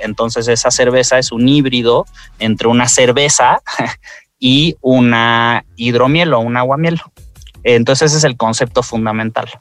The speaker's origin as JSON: {"language": "Spanish", "country": "Mexico", "said": "somos mexicanos"}